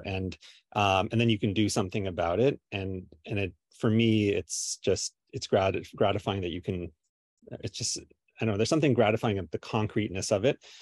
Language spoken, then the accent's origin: English; Kingston, Ontario, Canada; I'm from Kingston